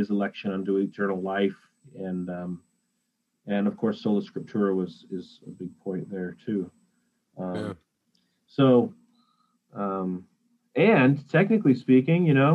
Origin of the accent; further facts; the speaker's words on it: Arizona, United States; now in Western Michigan, United States; I grew up in Arizona